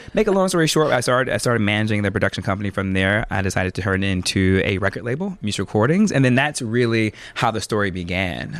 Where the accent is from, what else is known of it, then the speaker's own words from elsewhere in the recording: Lansing, Michigan, United States; I'm from Lansing, Michigan originally